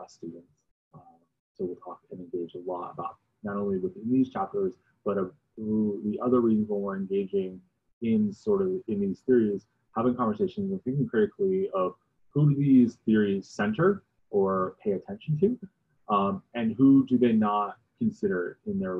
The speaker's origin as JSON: {"language": "English", "region": "New Jersey", "country": "United States", "tie": "born or raised there", "moved": "yes", "said": "I grew up in New Jersey"}